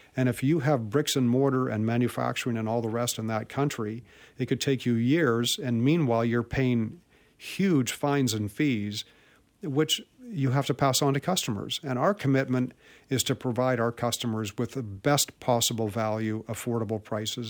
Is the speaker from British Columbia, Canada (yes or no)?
yes; Vancouver, British Columbia, Canada; I was born in Vancouver and grew up here in Vancouver